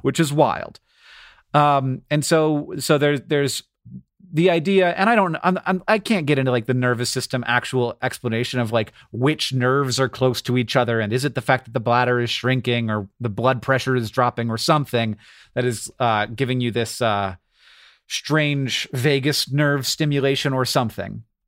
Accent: United States

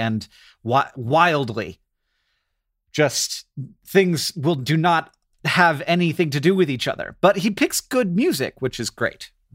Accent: United States

